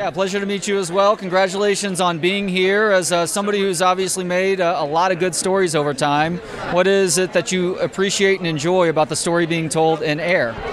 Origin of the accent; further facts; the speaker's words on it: Austin, Texas, United States; I'm from right here in Austin.